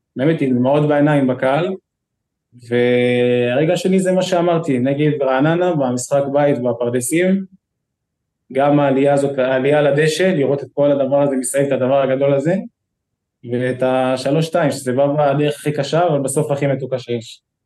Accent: Kfar Saba, Central District, Israel; אני כל החיים שלי גדלתי בכפר סבא

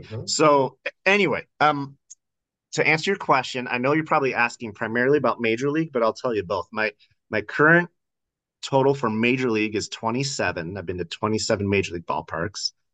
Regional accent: eastern Washington, United States; born or raised there; also born or lived in Idaho

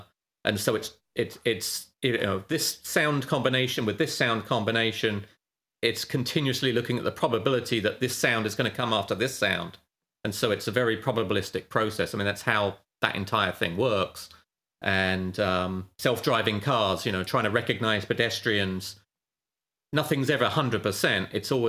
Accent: United Kingdom; moved away as an adult; now in California, United States; I'm British

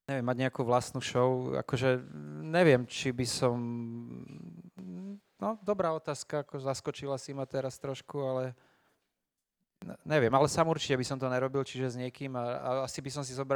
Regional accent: Slovakia; však my sme Slováci

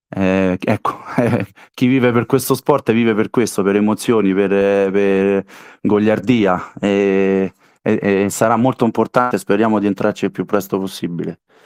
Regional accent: Castelli Romani, Lazio, Italy; io sono dei Castelli e ho giocato ci 4 anni a Genzano

